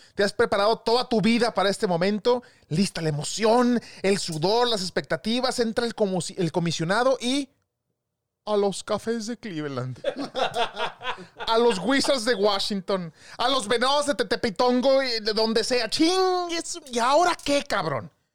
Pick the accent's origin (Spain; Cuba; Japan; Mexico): Mexico; Somos mexicanos